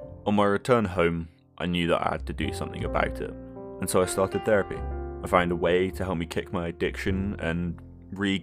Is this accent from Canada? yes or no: no; Scotland, United Kingdom; moved away; also born or lived in southern England; I was born in Scotland and grew up there until as a family we moved down south.